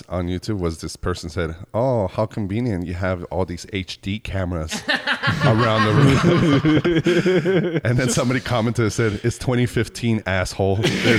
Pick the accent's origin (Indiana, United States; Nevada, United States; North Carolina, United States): Nevada, United States; Las Vegas; I'm from Vegas.